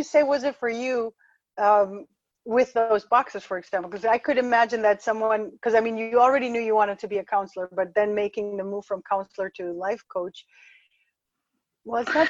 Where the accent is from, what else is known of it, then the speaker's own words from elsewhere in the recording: Ecuador; moved away; I was born in Ecuador and had this whole Latin American thing